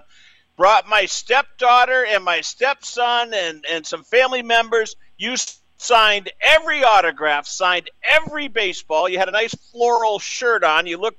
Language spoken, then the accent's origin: English; Boston, Massachusetts, United States; I remember growing up in the Boston area